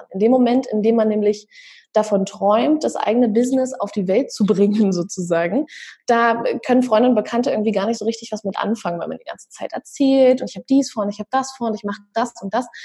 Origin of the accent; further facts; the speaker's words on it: Berlin, Germany; ich bin aus Berlin.